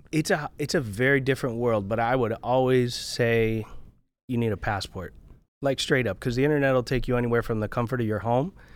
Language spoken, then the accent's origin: English; South Florida, United States; I grew up in, uh, in South Florida. I grew up right on County Line Road between Dade and Broward.